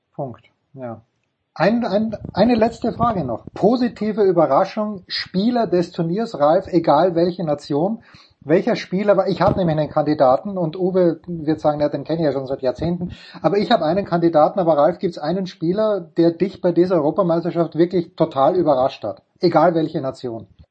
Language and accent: German; Austria; Ich als Österreicher